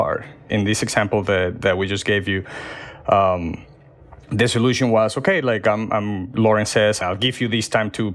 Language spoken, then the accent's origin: English; Venezuela; moved away as an adult; now in Florida, United States; I am from Venezuela. So I came to the U.S. maybe 6 years ago